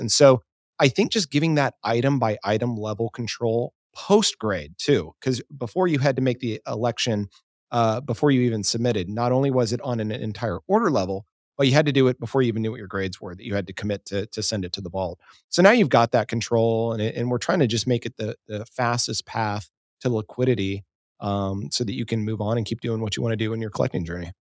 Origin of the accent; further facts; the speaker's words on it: Dallas, Texas, United States; moved away as an adult; also born or lived in Seattle; I grew up in Dallas